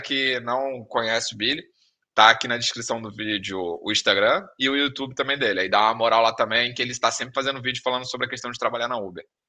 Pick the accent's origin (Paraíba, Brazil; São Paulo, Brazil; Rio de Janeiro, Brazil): Rio de Janeiro, Brazil; moved away; sou do Rio